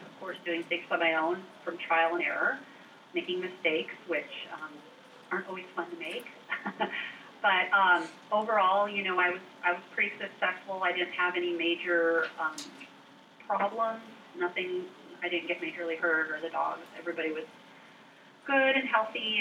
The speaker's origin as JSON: {"language": "English", "town": "Ketchikan", "region": "Alaska", "country": "United States", "tie": "born or raised there", "also_born_or_lived": "Pitkas Point, Alaska", "said": "growing up in Ketchikan, I always knew about the Iditarod, but being so far away from it in Southeast Alaska"}